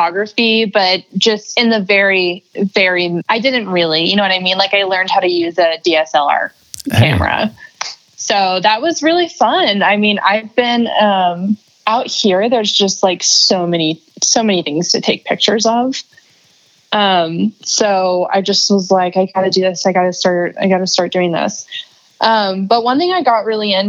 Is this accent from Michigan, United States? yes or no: no; Florida, United States; I grew up in Florida, so like lots of ocean themed memories